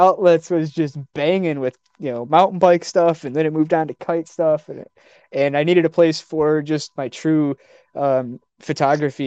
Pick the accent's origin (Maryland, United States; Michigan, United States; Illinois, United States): Michigan, United States; Detroit; I'm from the Motor City